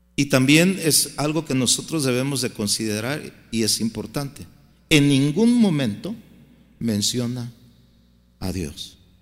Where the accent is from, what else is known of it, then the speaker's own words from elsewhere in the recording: Guadalajara, Jalisco, Mexico; moved away as an adult; now in United States; mi tierra, Guadalajara